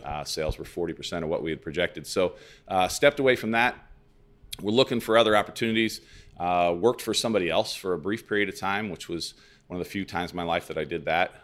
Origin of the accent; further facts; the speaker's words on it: Lebanon, Illinois, United States; also born or lived in Clinton County, Illinois / Carbondale, Illinois; I grew up in Lebanon